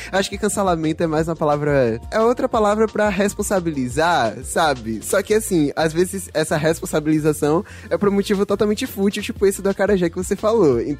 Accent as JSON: {"language": "Portuguese", "town": "Salvador", "region": "Bahia", "country": "Brazil", "accent": "baiano"}